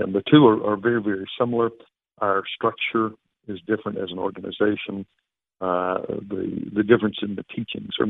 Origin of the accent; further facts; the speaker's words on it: the South, United States; I grew up in the South